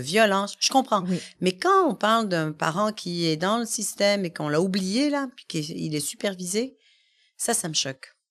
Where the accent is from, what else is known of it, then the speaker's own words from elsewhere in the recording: Quebec, Canada; je suis arrivée ici quand j'étais bébé. Mm-hmm. Et euh, voilà, j'ai grandi au Québec